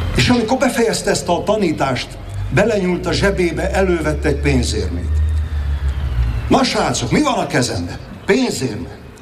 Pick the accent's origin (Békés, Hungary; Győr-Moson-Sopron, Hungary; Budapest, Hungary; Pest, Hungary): Győr-Moson-Sopron, Hungary; Hegykő; Széchenyi birtokon Alexandra és Bea grófnőkkel együtt hegykőn születtünk